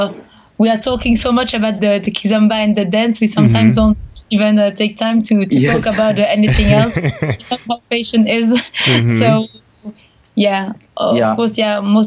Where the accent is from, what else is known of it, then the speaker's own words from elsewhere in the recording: Brussels, Brussels-Capital Region, Belgium; first language French; English is a second language; I was born here in Brussels, and I grew up here. I never lived anywhere else. So yes, actually, I spent 6 months in London mm-hmm. after studies just to improve my English.